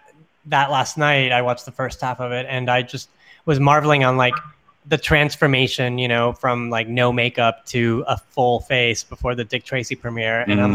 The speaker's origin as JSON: {"language": "English", "country": "Panama", "moved": "yes", "lives_now": "United States", "said": "I'm from Panama too."}